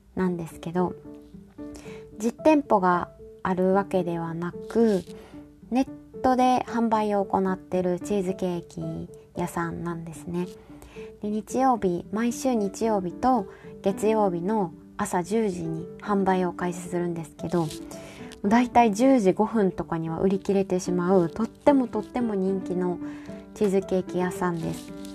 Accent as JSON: {"language": "Japanese", "region": "Kansai", "country": "Japan", "moved": "yes", "lives_now": "Hokkaido, Japan", "said": "私ら関西の人"}